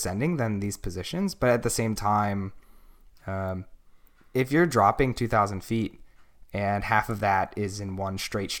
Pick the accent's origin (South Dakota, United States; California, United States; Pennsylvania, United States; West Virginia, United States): Pennsylvania, United States; So when I came to NorCal, I came from Pennsylvania, which is like a really big crit scene.